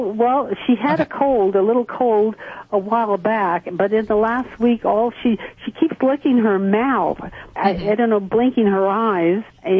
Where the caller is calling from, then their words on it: South Lake Tahoe, California, United States; I'm calling from South Lake Tahoe, California.